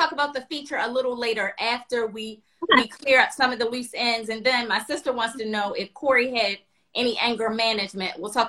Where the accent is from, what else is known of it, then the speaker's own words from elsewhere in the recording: Baltimore, Maryland, United States; moved away; we are from Maryland, from Baltimore.